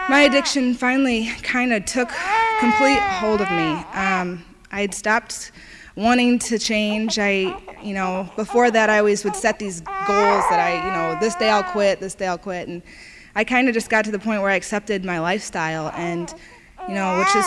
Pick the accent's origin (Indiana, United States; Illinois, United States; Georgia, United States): Indiana, United States; I'm from Indiana